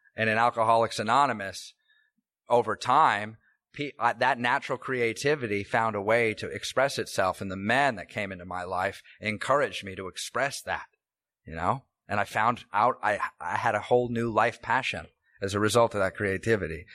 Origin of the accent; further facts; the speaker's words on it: Tacoma, Washington, United States; I grew up here in Washington, in fact. Uh, I was born in Tacoma General